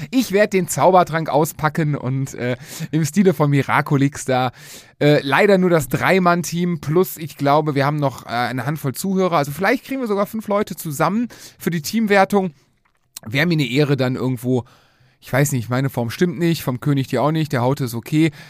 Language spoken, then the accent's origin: German; Cologne, North Rhine-Westphalia, Germany; wir kommen aus Köln